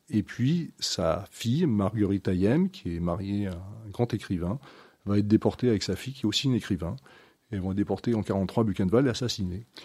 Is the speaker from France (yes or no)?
yes; France; nous on est français